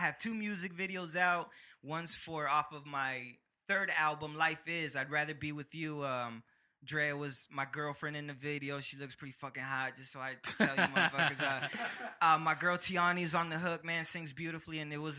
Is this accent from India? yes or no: no; Egypt; because like I said, I'm from Egypt, and you know it's an Egyptian name.